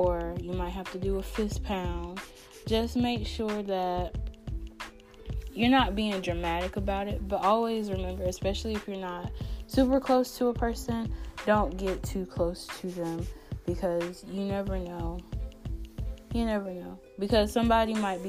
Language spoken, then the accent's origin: English; North Carolina, United States; I'm actually from North Carolina, so being from North Carolina, we get like crazy weather all the time